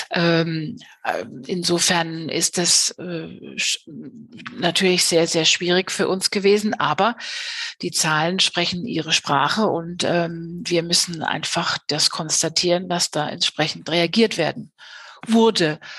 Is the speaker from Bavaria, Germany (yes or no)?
yes; Bavaria, Germany; Es ist ja nicht nur bei uns in Bayern äh, sind die Christkindlesmärkte abgesagt worden